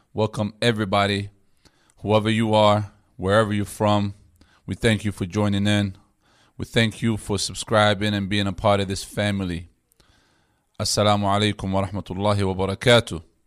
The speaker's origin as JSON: {"language": "English", "country": "United States", "said": "being an American Muslim"}